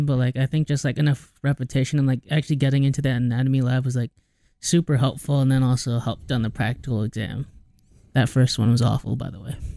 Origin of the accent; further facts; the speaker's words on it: Cedar Rapids, Iowa, United States; I'm born from a small city in Iowa called Cedar Rapids.